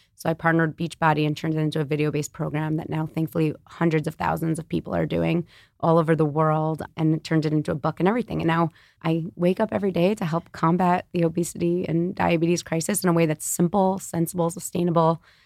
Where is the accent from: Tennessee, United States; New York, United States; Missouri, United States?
New York, United States; New York City; I'm born and raised in New York City on the Upper West Side